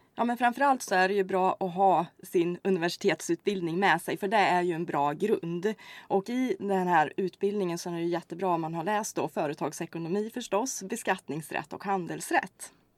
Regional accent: Hällefors, Örebro County, Sweden; moved away as an adult; also born or lived in Kristianstad / Karlstad; now in Örebro, Sweden; jag är inte skåning utan eh, jag kommer ursprungligen ifrån Hällefors faktiskt här i Örebro län

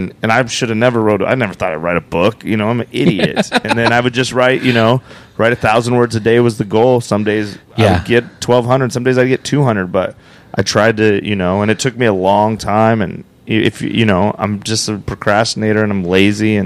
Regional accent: Cheyenne, Wyoming, United States; moved away as an adult; also born or lived in Phoenix, Arizona / Las Vegas, Nevada; There's not comedy in Cheyenne, Wyoming

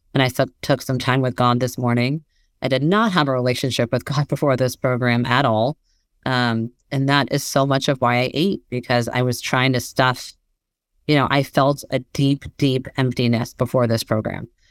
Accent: Bay Area, California, United States; moved away as an adult; also born or lived in Massachusetts; I grew up in the Bay Area

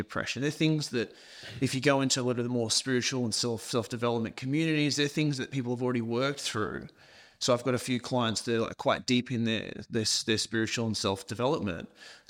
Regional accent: Scotland, United Kingdom; so I was born in Scotland, in a little tiny country town, grew up on a farm.

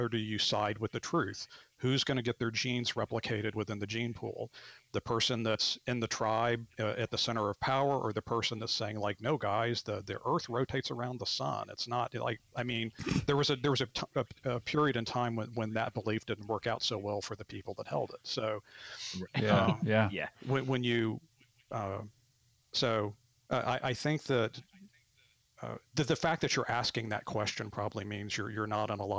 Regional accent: Arkansas, United States; moved away as an adult; also born or lived in Bloomington, Indiana; I grew up in Arkansas and moved away for a long time and came back

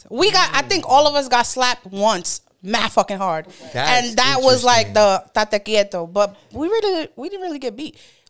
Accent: New York City, New York, United States; 28 years old, born and raised in East New York, Brooklyn.

